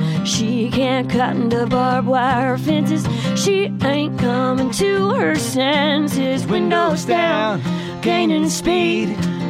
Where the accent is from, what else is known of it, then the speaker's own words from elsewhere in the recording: Austin, Texas, United States; Speaking of West Texas, I grew up in Austin, Texas.